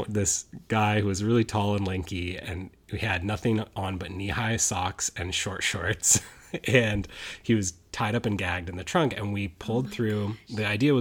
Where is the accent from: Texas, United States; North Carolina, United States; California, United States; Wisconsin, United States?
California, United States; Sacramento; also born or lived in San Diego, California; I'm originally from Sacramento, California. Grew up there, lived there